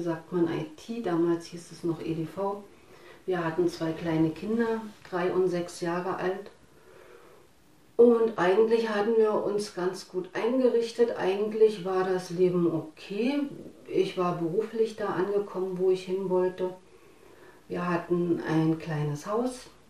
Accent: Harz, Germany; now in Falkensee, Germany; Ich bin im Osten groß geworden, im Harz genau. Ich bin dann später hierher gezogen nach Falkensee

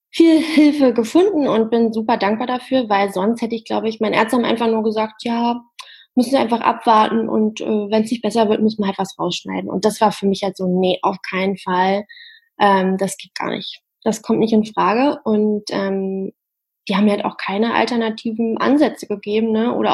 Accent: Harz, Germany; Die Masterarbeit habe ich dann im Harz in meiner Heimat geschrieben

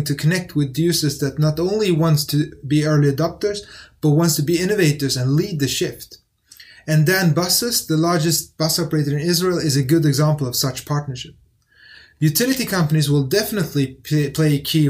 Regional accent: Sweden; English is a second language; also born or lived in Netherlands; So at home, we spoke Arabic and Syriac. And I've gone to school and grew up in Sweden.

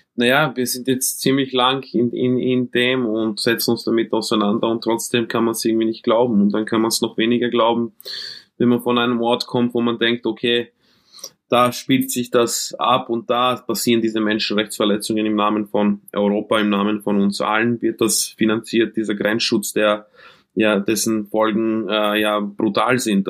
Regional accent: Vienna, Austria; also born or lived in Croatia; Wiener, äh, aufgewachsen in Wien, äh, Flüchtlingskind äh, aus dem ehemaligen Jugoslawienkrieg, aus Kroatien

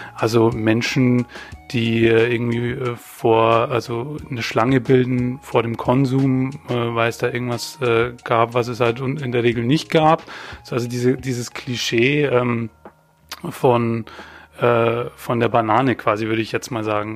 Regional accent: Weiden, Bavaria, Germany; moved away; ich bin in Bayern geboren und aufgewachsen

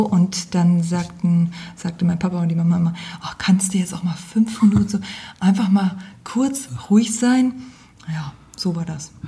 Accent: Geisa, Thuringia, Germany; also born or lived in Aschaffenburg / Gießen; now in Fulda, Germany; Ich komme ursprünglich aus Geisa, aus Wiesenfeld.

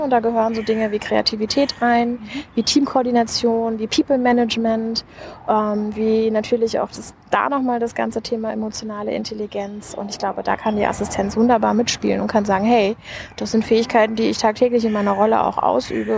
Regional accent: Hesse, Germany; born or raised there; moved away as an adult; also born or lived in United States; now in Berlin, Germany

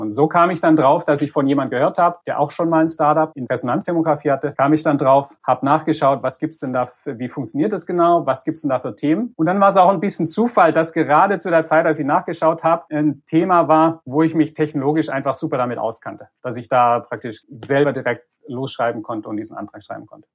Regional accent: Reutlingen, Baden-Württemberg, Germany; moved away as an adult; also born or lived in Leipzig; now in Stanford, United States; gebürtiger Reutlinger im Schwabenland

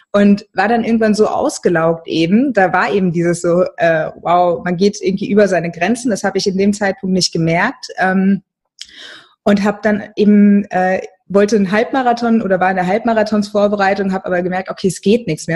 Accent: Mainz, Rhineland-Palatinate, Germany; moved away as an adult; im Studium bin ich noch in meiner Heimatstadt in Mainz geblieben

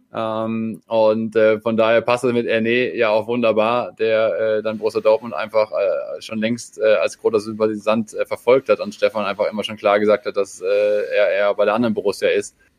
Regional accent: Austria; noch ein Landsmann von mir als Österreicher

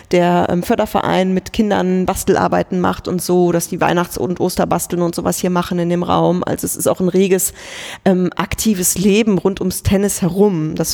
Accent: Kevelaer, North Rhine-Westphalia, Germany; Das ist der Ort, in dem ich geboren wurde, wo ich herkomme. Es ist am Niederrhein.

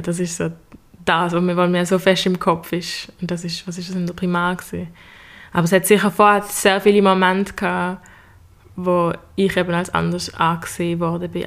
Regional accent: Basel, Basel-Stadt, Switzerland; komme auch aus Basel und bin Schülerin am Gym Leonard

